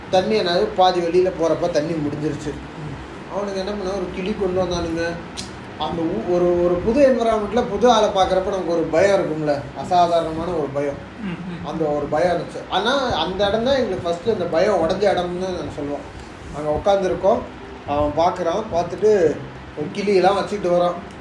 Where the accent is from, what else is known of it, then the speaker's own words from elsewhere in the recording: Tiruchirappalli, Tamil Nadu, India; also born or lived in Chennai; now in Bengaluru, India; திருச்சி அப்படின்னா திருச்சி எங்க சொந்த ஊரு